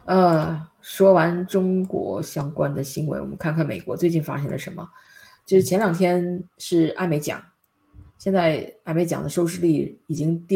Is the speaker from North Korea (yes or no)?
yes; North Korea; 我们朝鲜人可能朝鲜举国上下也就这些人